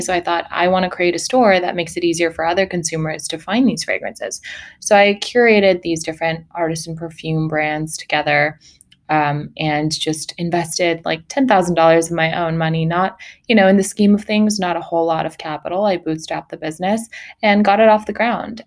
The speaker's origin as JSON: {"language": "English", "town": "Sacramento", "region": "California", "country": "United States", "tie": "born or raised there", "also_born_or_lived": "Mongolia", "lives_now": "Los Angeles, United States", "said": "I uh, was born in Mongolia. I grew up in Sacramento, California"}